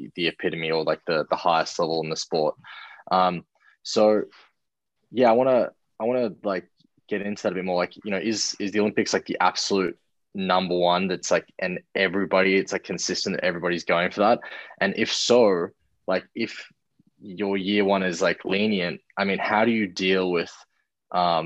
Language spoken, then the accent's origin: English; Australia; as an Australian